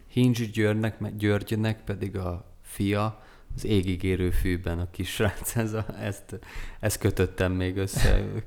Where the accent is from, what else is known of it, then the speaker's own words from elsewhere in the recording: Szeged, Csongrád-Csanád, Hungary; mint szegediként